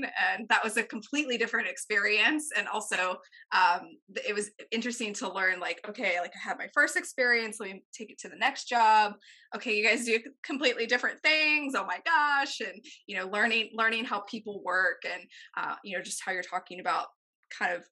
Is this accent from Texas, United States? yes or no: yes; a small town in Texas, United States; moved away as an adult; also born or lived in Atlanta, Georgia; coming from a small town in Texas and going to college in a small town in Texas. After college, I moved from Texas to Atlanta